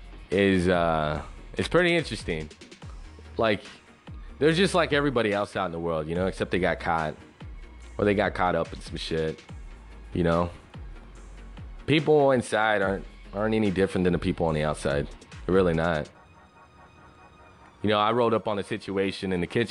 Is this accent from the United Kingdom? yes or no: no; West Texas, United States; now in San Antonio, United States; I grew up in West Texas